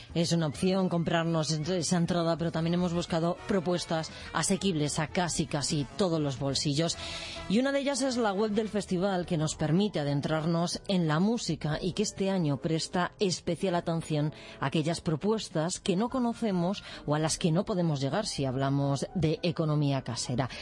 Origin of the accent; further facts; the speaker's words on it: Alcorcón, Community of Madrid, Spain; yo que soy de Alcorcón